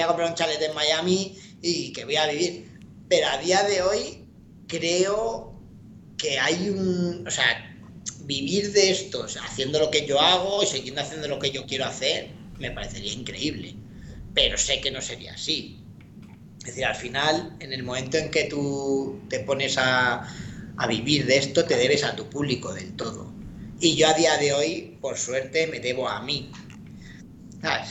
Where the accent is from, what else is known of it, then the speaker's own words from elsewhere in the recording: Madrid, Community of Madrid, Spain; yo soy de Madrid